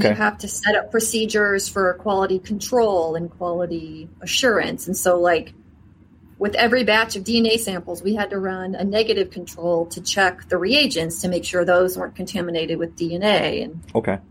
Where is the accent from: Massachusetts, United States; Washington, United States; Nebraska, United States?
Nebraska, United States; moved away as an adult; also born or lived in Texas / Illinois / China / Marshall Islands; my home state, which was Nebraska